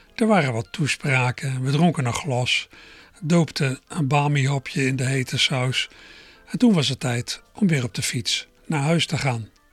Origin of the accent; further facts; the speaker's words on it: Berkel en Rodenrijs, South Holland, Netherlands; moved away; also born or lived in Schiebroek, Rotterdam; ik zei dat ik vroeger in Berkel aan Roderijs heb gewoond